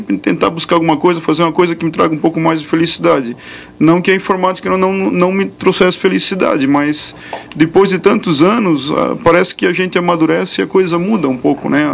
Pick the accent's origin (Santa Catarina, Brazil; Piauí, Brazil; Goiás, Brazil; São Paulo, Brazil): Santa Catarina, Brazil; Indaial; eu sou de Indaial